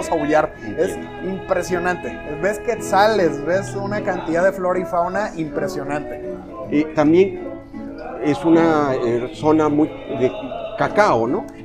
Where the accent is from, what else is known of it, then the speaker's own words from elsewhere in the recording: Mexico; estamos muy acostumbrados como mexicanos y americanos en general